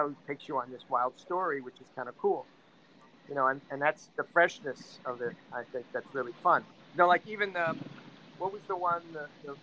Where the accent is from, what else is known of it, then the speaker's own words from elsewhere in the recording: United States; now in Spain; as an American